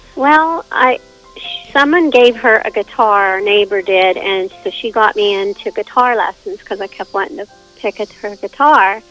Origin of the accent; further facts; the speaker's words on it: Whitehall, Pennsylvania, United States; also born or lived in Murrysville, Pennsylvania; now in New Freeport, United States; I lived in Whitehall, near Pittsburgh